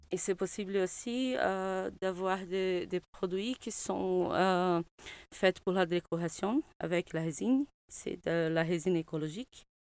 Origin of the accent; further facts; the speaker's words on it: Brazil; French is a second language; moved away as an adult; also born or lived in Rio de Janeiro; now in Brussels, Belgium; Je suis brésilienne